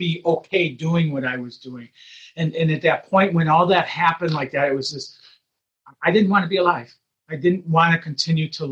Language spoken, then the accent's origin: English; Detroit, Michigan, United States; being raised in Detroit, Michigan